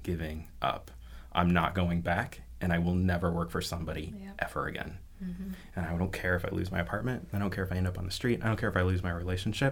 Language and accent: English; Fort Wayne, Indiana, United States; I was born and raised in Fort Wayne, Indiana. I've been here my whole life.